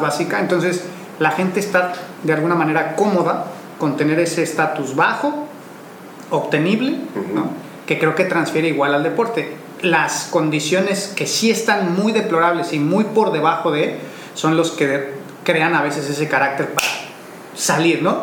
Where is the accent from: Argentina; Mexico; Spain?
Mexico; nosotros como mexicanos